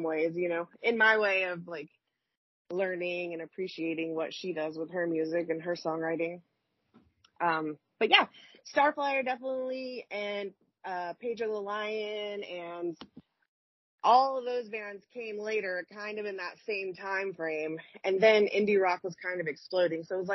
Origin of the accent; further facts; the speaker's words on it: Birmingham, Alabama, United States; moved away; I'm from Birmingham, Alabama